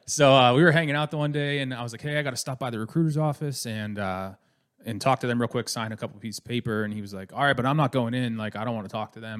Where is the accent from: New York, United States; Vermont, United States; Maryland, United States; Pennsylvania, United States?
Pennsylvania, United States; Pittsburgh; moved away; I'm originally from Pittsburgh, Pennsylvania, born